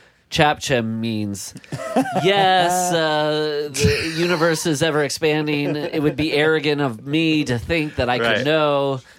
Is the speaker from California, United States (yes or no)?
no; Iowa, United States; I'm from Iowa.